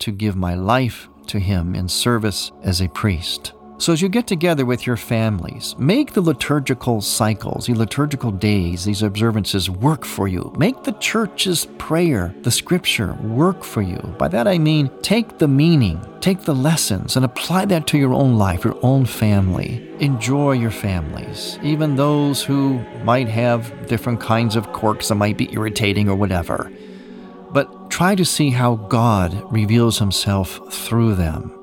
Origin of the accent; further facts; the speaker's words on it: Cleveland, Ohio, United States; moved away; my hometown of Cleveland